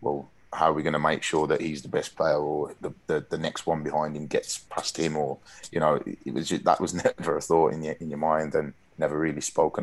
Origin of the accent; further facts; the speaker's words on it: Birmingham, West Midlands, United Kingdom; we're from Birmingham